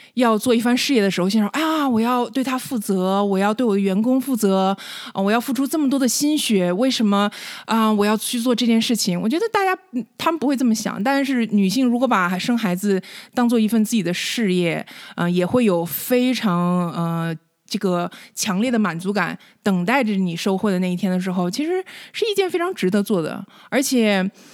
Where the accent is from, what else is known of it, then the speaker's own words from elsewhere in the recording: Northeast China, China; moved away as an adult; now in United States; 我是东北出生的